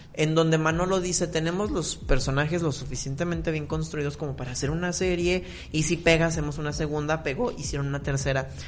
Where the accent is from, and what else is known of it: Mexico